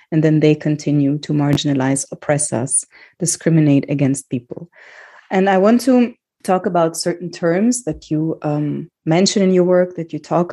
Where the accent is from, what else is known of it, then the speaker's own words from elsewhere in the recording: Germany; I grew up in Germany